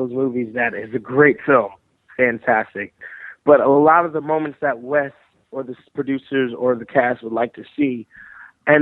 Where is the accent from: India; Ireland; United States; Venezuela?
United States; New Jersey; right near my hometown, right where I grew up in New Jersey